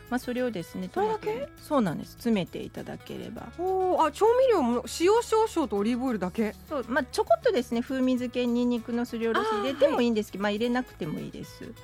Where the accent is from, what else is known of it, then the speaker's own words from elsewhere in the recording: Tokai, Japan; moved away; 東海出身なので香味ソース派なんですね